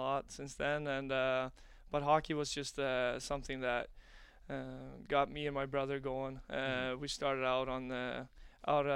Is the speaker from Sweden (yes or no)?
yes; Gothenburg, Västra Götaland, Sweden; moved away as an adult; also born or lived in Omaha, United States; now in United States; It's my hometown team